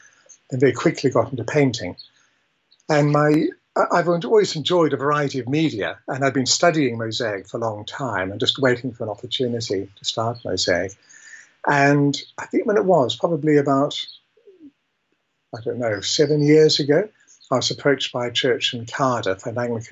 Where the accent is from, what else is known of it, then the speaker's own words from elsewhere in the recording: New Zealand; also born or lived in England; I was born in England but raised in New Zealand